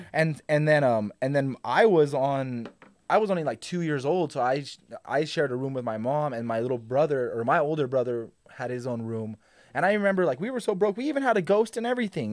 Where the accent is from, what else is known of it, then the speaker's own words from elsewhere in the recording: Albuquerque, New Mexico, United States; also born or lived in Santa Fe; I was born in Santa Fe, but I was raised in Albuquerque my whole life.